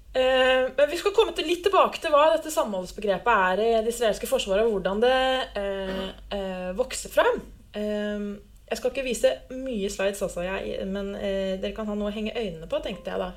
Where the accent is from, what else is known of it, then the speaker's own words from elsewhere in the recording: Lillehammer, Innlandet, Norway; Jeg er født og oppvokst på Lillehammer.